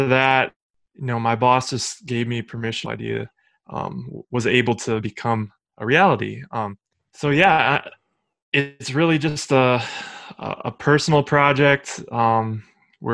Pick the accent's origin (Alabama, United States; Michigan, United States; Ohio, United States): Ohio, United States; Cleveland; I'm from Cleveland, Ohio, born and raised here